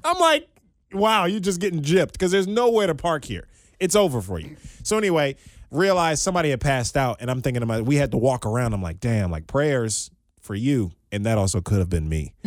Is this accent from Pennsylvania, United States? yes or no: no; Maryland, United States; moved away as an adult; also born or lived in Southwest Virginia; now in Cincinnati, United States; being born and raised in Maryland